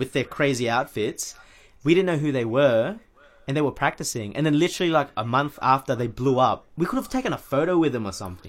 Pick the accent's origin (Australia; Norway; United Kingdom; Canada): Australia; we're from Australia